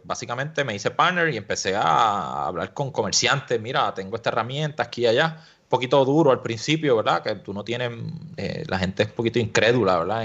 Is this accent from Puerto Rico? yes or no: yes; Añasco, Puerto Rico; also born or lived in Mayagüez; nací en Mayagüez y me crié en Añasco y, vivo todavía en Añasco.